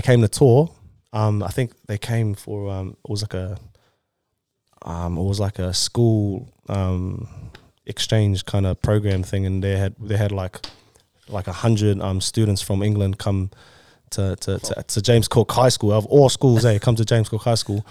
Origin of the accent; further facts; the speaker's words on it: Samoa; Samoan, born in Samoa